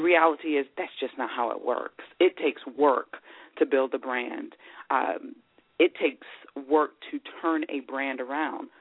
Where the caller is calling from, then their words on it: Philadelphia, Pennsylvania, United States; I'm calling from Philadelphia, Pennsylvania